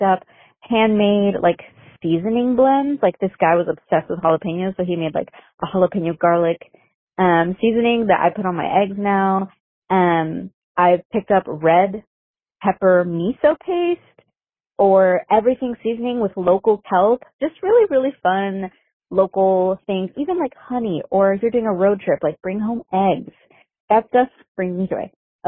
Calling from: Toronto, Ontario, Canada; I'm calling from Toronto, Canada.

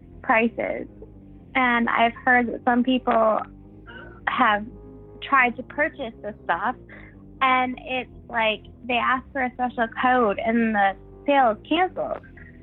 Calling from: South Carolina, United States; I'm calling from South Carolina.

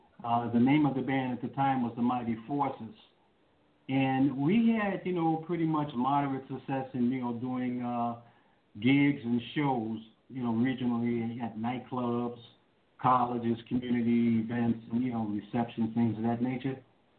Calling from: Chicago, Illinois, United States; I am calling from the great city of Chicago, Illinois, just south of Chicago, actually about 40 miles, but that's still considered Chicago.

